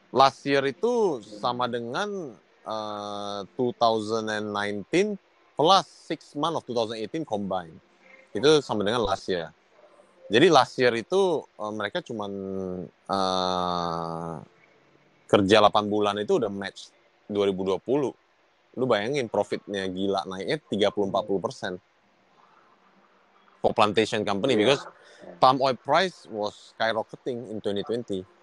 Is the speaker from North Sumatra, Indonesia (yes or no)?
yes; North Sumatra, Indonesia; gue orang Sumatera Utara